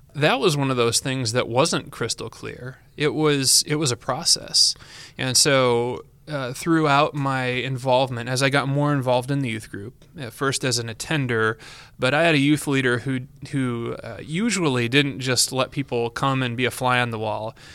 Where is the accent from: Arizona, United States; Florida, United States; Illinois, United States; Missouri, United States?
Illinois, United States; Yorkville; now in Cedar Rapids, United States; I was born in that area and raised and never moved